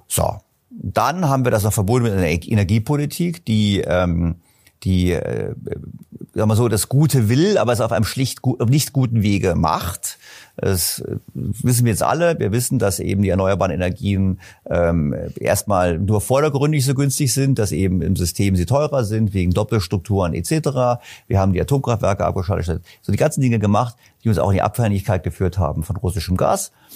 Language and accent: German; Berlin, Germany; also born or lived in German-speaking Switzerland; Ich komme aus Berlin